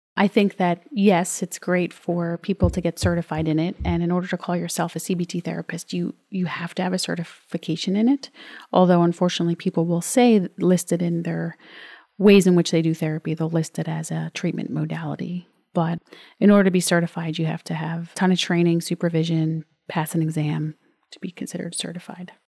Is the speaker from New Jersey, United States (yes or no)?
yes; New Jersey, United States; I'm from New Jersey.